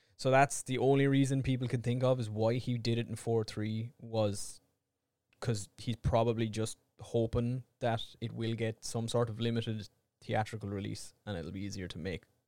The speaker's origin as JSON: {"language": "English", "country": "Ireland", "said": "we're Irish"}